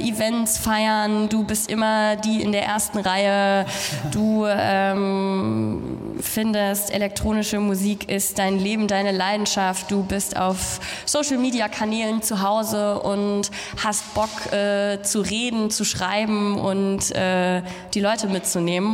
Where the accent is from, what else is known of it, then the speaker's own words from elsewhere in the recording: Germany; ich komme aus Deutschland